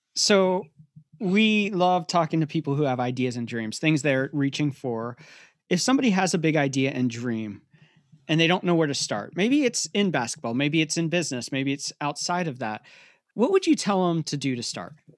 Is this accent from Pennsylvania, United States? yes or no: yes; Pennsylvania, United States; I grew up in Pennsylvania